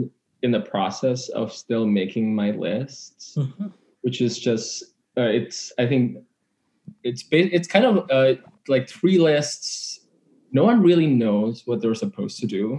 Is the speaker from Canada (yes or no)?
no; Indonesia; moved away as an adult; I was born in Indonesia, and that's where all my family lives. I'm here for school